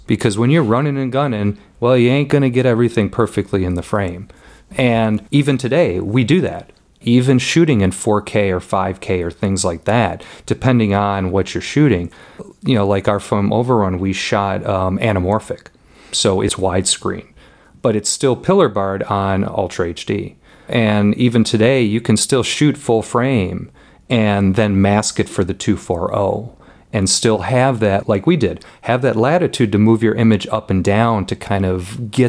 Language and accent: English; Illinois, United States; And we just mentioned that, yeah, we're from Illinois.